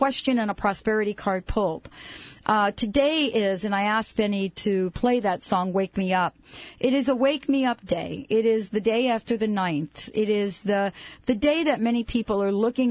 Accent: New York City, New York, United States; Growing up in New York City, I loved growing up as a very young child in New York.

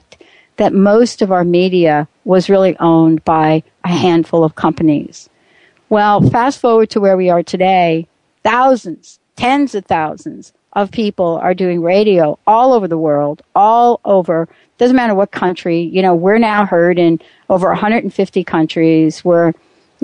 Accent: East Coast, United States; now in Pacific Northwest, United States; I'm from the East Coast

